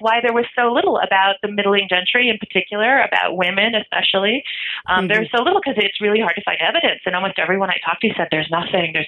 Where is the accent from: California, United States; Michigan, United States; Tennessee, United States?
Michigan, United States; I come from Michigan. I'm not a Russian